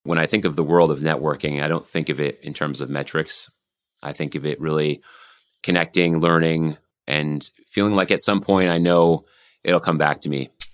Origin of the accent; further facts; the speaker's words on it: Vermont, United States; moved away; I grew up in Vermont